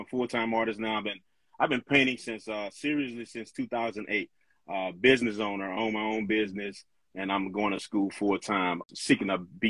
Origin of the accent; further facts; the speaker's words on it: Mississippi, United States; moved away as an adult; also born or lived in Okinawa; now in Virginia, United States; I am from Mississippi originally.